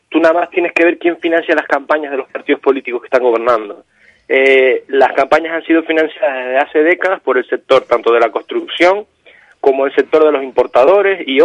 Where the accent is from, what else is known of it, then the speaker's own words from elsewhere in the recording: El Paso, Canary Islands, Spain; yo soy del Paso que es el pueblo central de la isla, donde se encuentra la caldera de Taburiente, y es conocido por ser un pueblo más extremo climáticamente del archipiélago